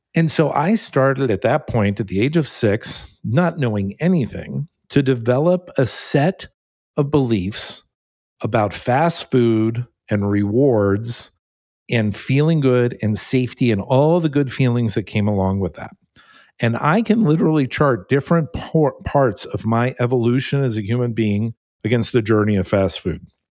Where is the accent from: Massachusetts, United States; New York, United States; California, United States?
California, United States; also born or lived in New Jersey; at the age of six, I moved to California, my, well, my family moved to California, I, I went along with them